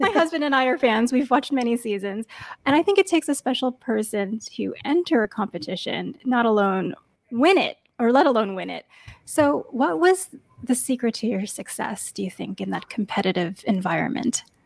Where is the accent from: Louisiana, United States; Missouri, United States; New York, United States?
New York, United States; now in Bay Area, United States; I grew up in New York and then I moved to the Bay Area